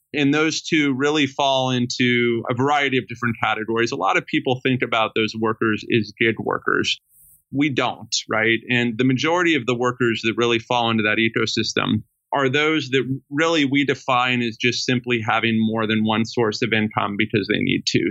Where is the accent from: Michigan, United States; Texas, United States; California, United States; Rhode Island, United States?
California, United States; Sacramento; I grew up in Sacramento, California, with a single mother